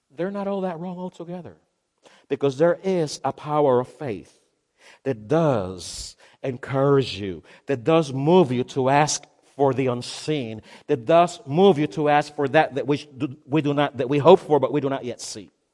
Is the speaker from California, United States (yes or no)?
no; Miami, Florida, United States; I'm from Miami